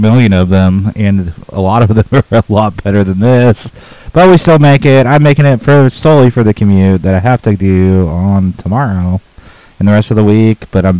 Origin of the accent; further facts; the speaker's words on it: United States; I'm an American.